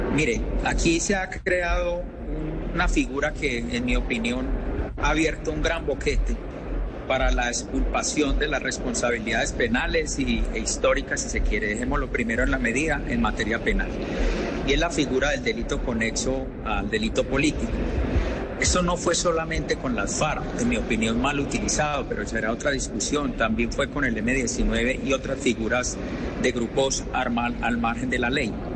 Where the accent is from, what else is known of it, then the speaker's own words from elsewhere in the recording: Antioquia, Colombia; mi tierra antioqueña